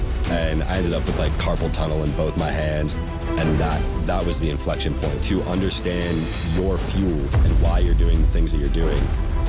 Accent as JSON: {"language": "English", "town": "Newton", "region": "Massachusetts", "country": "United States", "tie": "born there", "also_born_or_lived": "New York / Bahamas", "lives_now": "Southern California, United States", "said": "No. I was born in Newton, actually, which is just west of Boston, about 15 minutes."}